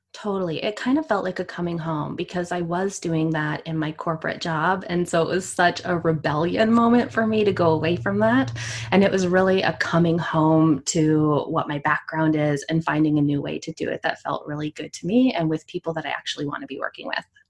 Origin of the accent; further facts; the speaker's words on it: Canada; I'm from Canada